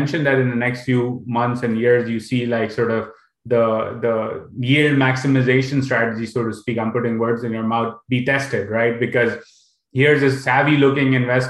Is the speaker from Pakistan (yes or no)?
yes; Pakistan; I'm from Pakistan